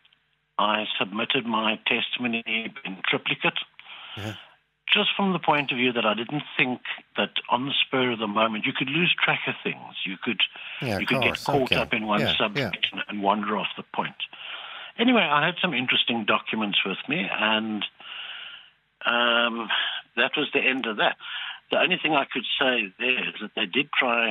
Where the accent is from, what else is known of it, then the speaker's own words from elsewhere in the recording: South Africa; also born or lived in Castlepollard, County Westmeath, Ireland; Growing up in South Africa